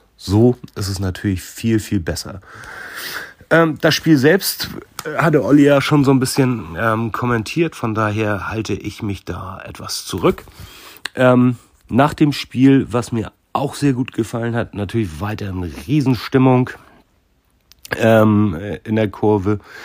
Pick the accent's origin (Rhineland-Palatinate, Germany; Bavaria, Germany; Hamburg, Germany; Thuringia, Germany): Hamburg, Germany; als Hamburger